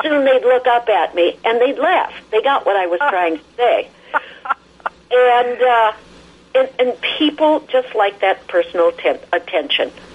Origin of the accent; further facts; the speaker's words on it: Midwest, United States; also born or lived in Chicago / California; I'm from the Midwest, lots of snow